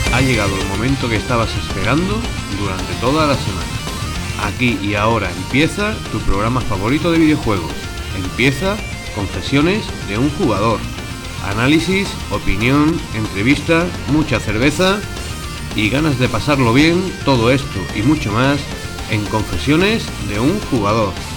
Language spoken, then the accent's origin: Spanish; Madrid, Community of Madrid, Spain; soy de Madrid